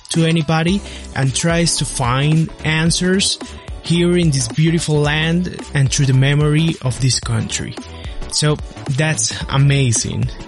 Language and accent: English; Colombia; our country Colombia